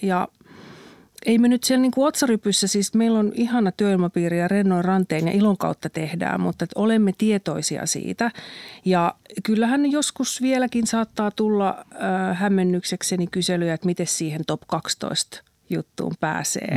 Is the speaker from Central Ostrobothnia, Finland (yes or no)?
yes; Kannus, Central Ostrobothnia, Finland; olen syntynyt kannuksessa 1971